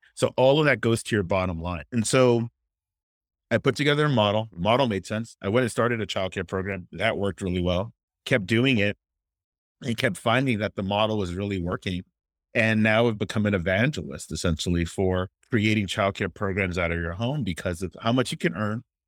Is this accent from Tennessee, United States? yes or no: no; Miami, Florida, United States; I'm originally from Miami, Florida